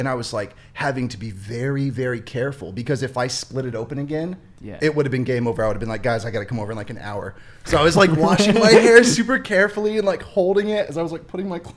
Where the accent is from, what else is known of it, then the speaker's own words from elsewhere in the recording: Memphis, Tennessee, United States; I was raised in Memphis, Tennessee with like a lot of brothers